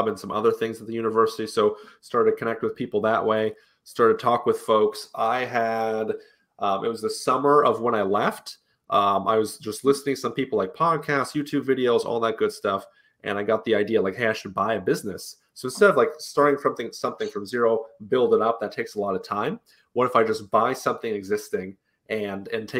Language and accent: English; Utah, United States; Grew up mostly in Utah